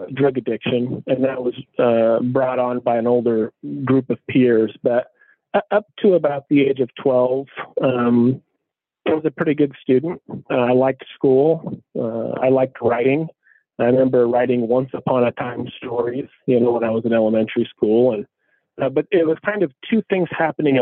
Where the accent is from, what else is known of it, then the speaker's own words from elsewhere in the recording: Tacoma, Washington, United States; I grew up between the East Side and Hilltop in Tacoma.